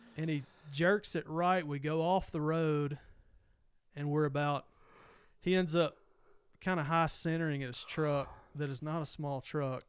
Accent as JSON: {"language": "English", "region": "Mississippi", "country": "United States", "tie": "born or raised there", "said": "growing up in Mississippi"}